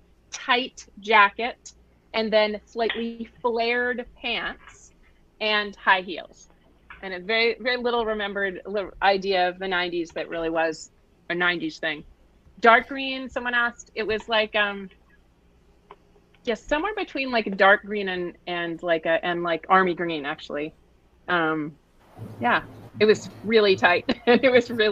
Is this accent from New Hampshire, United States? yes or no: yes; Hanover, New Hampshire, United States; moved away as an adult; also born or lived in Philadelphia; I'm like from Hanover, New Hampshire, 03755. A tiny town